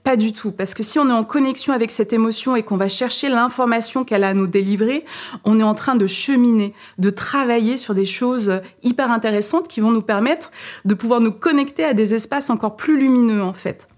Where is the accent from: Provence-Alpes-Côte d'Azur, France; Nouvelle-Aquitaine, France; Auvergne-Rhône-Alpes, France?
Auvergne-Rhône-Alpes, France; Saint-Étienne; moved away as an adult; also born or lived in Paris; je suis née à Saint-Étienne et j'ai terminé mes études à Paris.